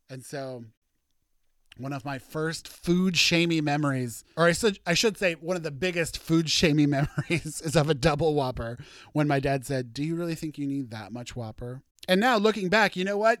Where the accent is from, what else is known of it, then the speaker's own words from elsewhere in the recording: Warrenton, Missouri, United States; now in Seattle, United States; my hometown, Warrenton, tiny, teeny, tiny nothing town in Missouri